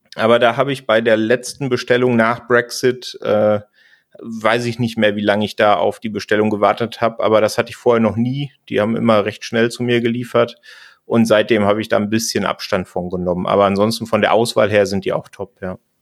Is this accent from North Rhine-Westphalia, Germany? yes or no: yes; Sauerland, North Rhine-Westphalia, Germany; now in Munich, Germany; ich komme ja ursprünglich aus dem Sauerland in NRW